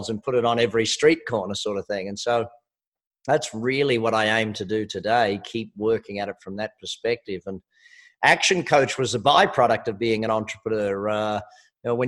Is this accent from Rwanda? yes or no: no; Australia; I am Australian